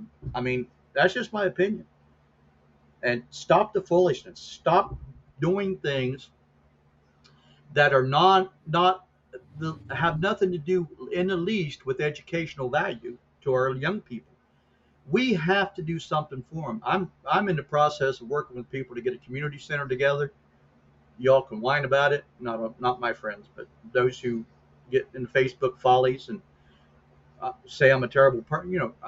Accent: United States; I used to, but not anymore, because I'm an American.

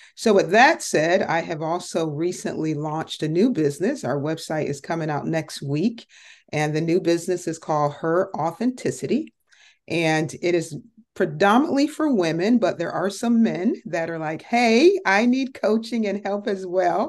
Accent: Connecticut, United States; moved away as an adult; now in Dallas-Fort Worth, United States; I originally was born and raised in Connecticut, so I am a Yankee

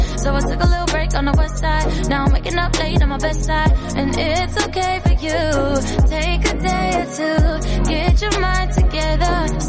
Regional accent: Ibadan, Oyo, Nigeria; also born or lived in Enugu, Nigeria; Yeah, Nigeria is quite big. So I'm from Ibadan and Enugu. I'm Yoruba and Igbo.

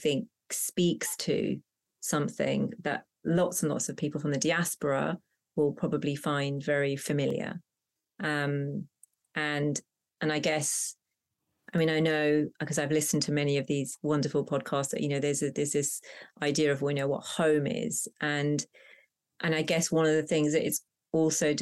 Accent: Hounslow, London, United Kingdom; first language Punjabi; English is a second language; a sort of suburban pressurized environment growing up in Hounslow

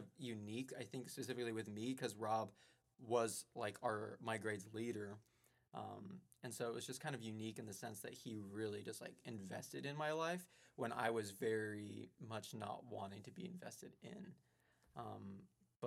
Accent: Colorado, United States; moved away as an adult; now in Chicago, United States; I'm from Colorado

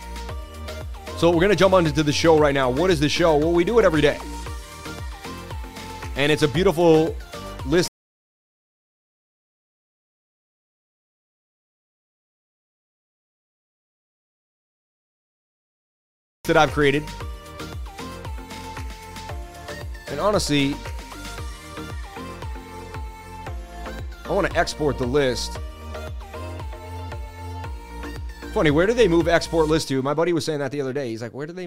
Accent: Boston, Massachusetts, United States; from the Bean

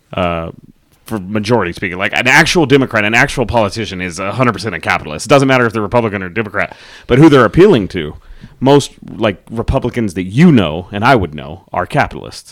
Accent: Texas, United States; growing up in Texas

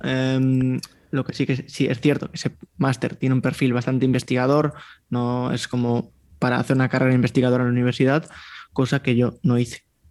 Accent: Vigo, Galicia, Spain; Yo me crié en un, barrio, en Vigo

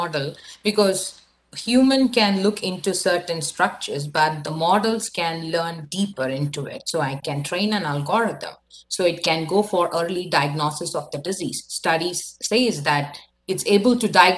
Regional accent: India; now in Canada; I'm from India

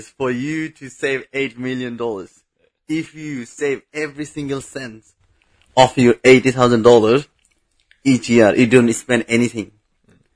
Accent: Bangladesh; English is a second language; moved away; I'm from Bangladesh

